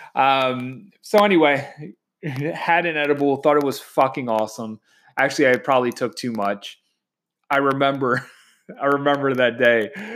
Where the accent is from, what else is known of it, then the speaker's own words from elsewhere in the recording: Baltimore, Maryland, United States; moved away as an adult; now in Washington, D.C., United States; I'm from Baltimore and I just moved to DC